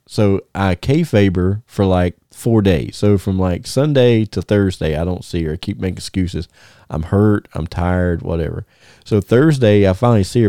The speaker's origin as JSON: {"language": "English", "town": "Thomasville", "country": "United States", "tie": "born or raised there", "said": "my hometown"}